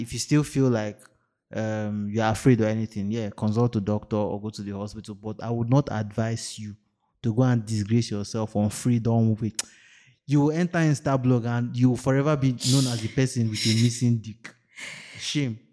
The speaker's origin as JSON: {"language": "English", "country": "Nigeria", "said": "I'm too Nigerian"}